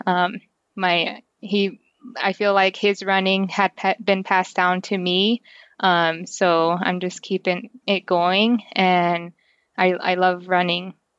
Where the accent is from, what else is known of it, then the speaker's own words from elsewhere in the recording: New Mexico, United States; I grew up on the Navajo Reservation, so we didn't have, um, electricity